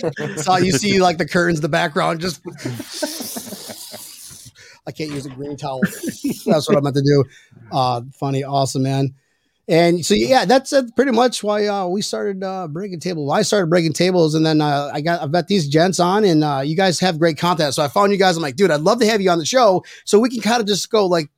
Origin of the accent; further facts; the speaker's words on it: outside of Letchworth, New York, United States; moved away; So I grew up outside of Letchworth, New York, so it was always pretty.